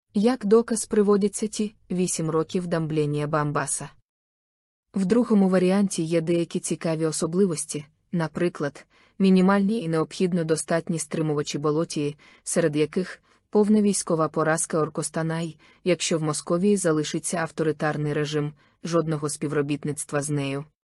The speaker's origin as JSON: {"language": "Ukrainian", "country": "Ukraine", "said": "Ми з України"}